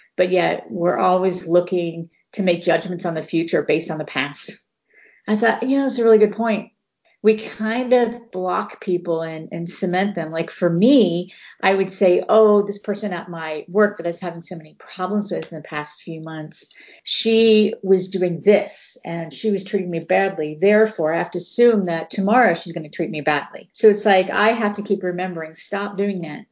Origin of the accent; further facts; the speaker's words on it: Cincinnati, Ohio, United States; in Cincinnati, Ohio, we had the big red machine